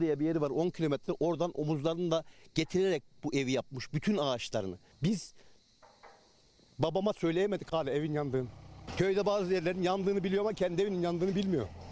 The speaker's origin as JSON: {"language": "Turkish", "area": "Senir, Gündoğmuş", "region": "Antalya", "country": "Turkey", "tie": "born or raised there", "said": "Benim çocukluğum doğduğum ev"}